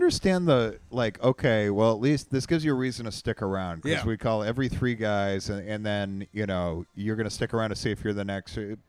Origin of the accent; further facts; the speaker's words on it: Massachusetts, United States; moved away as an adult; also born or lived in Tennessee; I grew up in suburbia in Massachusetts, and we didn't have many Jews.